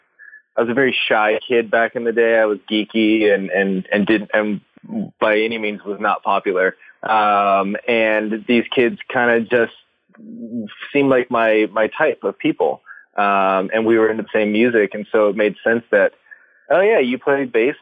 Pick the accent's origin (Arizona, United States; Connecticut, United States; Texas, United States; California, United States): California, United States; Antelope; moved away as an adult; also born or lived in Los Angeles; I'm from Northern California in a little town called Antelope, which is about half an hour north of Sacramento